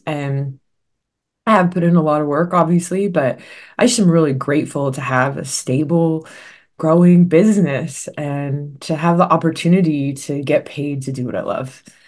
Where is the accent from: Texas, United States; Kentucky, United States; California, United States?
California, United States; Los Angeles; I was born and raised in the Los Angeles area in the San Fernando Valley